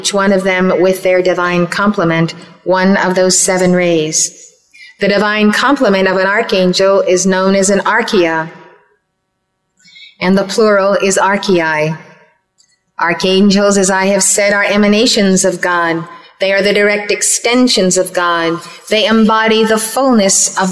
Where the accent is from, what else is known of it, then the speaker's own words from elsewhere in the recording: Red Bank, New Jersey, United States; Red Bank, New Jersey, my hometown